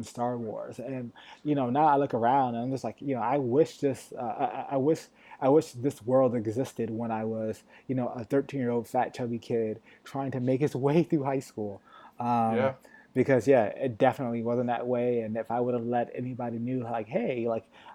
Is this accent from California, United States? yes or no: no; Connecticut, United States; now in Los Angeles, United States; I grew up in Connecticut, so not too far from New York